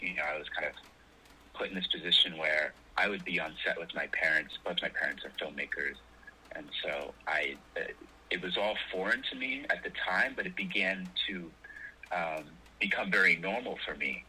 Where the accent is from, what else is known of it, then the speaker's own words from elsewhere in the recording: Los Angeles, California, United States; also born or lived in New York; my hometown is Los Angeles, California, where I'm calling from right now